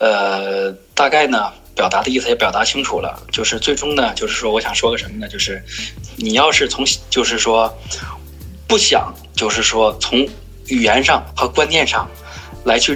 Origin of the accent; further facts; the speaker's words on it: Northeast China, China; 我是一个东北人，东北人强调的就是率直、真实，尽量真实一点，容易相处。